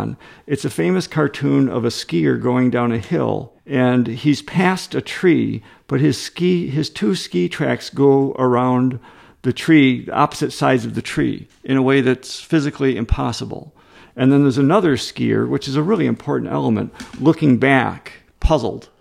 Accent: Rockford, Illinois, United States; also born or lived in Madison, Wisconsin; I grew up in Rockford, Illinois, which was a factory town.

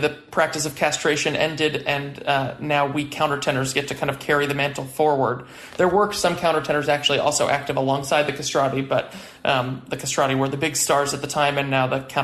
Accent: New York City, New York, United States; moved away as an adult; now in San Francisco Bay Area, United States; I grew up in Prospect Heights in Brooklyn

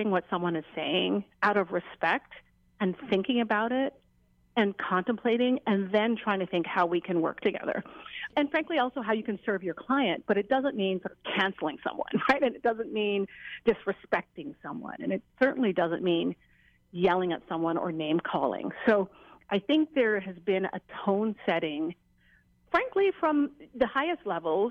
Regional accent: Jamaica; now in Hawaii, United States; as a Jamaican

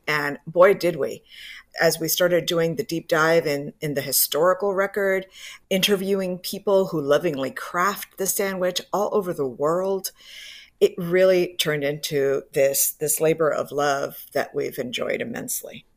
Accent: Miami, Florida, United States; also born or lived in Cuba; now in Tampa, United States; I was raised in Miami

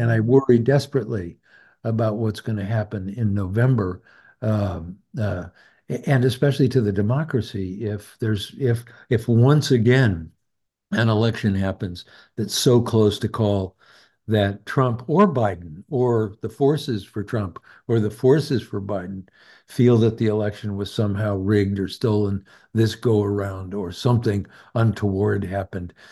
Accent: Idaho, United States; I'm from Idaho

